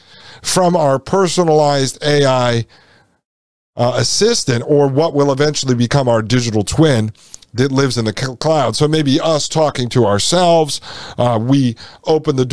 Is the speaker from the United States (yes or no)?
yes; United States; Here in the United States, we used to celebrate our heritage under the banner of the American flag